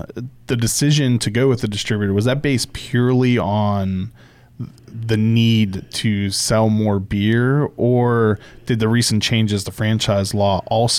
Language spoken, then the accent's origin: English; Pittsburgh, Pennsylvania, United States; moved away; I'm from Pittsburgh.